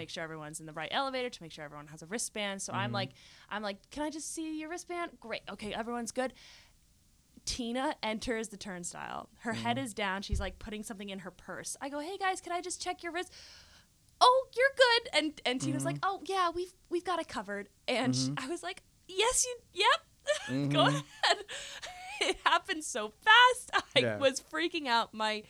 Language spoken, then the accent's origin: English; Nebraska, United States; accent: southern American; I'm from Nebraska.